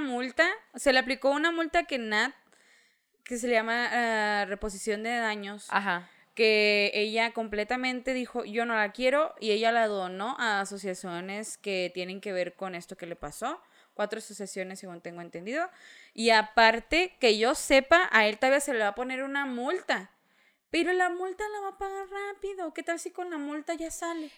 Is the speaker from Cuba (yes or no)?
no; Mexico; como mexicanos